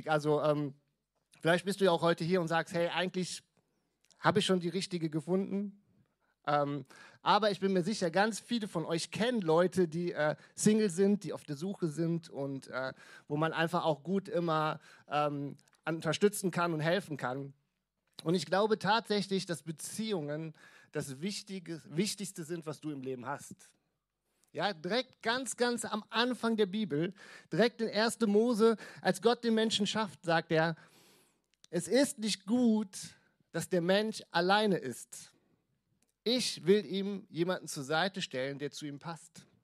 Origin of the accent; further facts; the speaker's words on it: Krefeld, North Rhine-Westphalia, Germany; also ich komme aus Krefeld, habt ihr gerade schon gehört, Kirche für Krefeld.